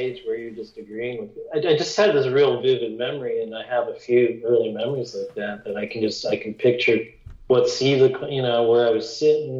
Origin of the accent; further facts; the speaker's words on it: Wooster, Ohio, United States; This is in Ohio. I'm from Ohio.